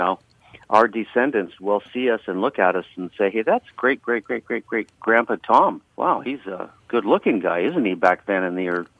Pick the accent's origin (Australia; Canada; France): Canada; I'm from the north of the 60s, so I'm a Canadian, so it wouldn't be right for me to make comments on on U.S. politicians